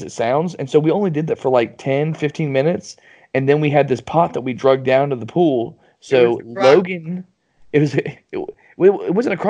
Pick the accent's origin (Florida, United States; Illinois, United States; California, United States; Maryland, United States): Florida, United States; We grew up in Florida. I'm still here.